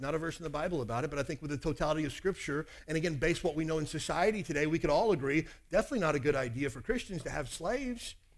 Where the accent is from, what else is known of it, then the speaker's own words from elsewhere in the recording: Kentucky, United States; I grew up in Kentucky.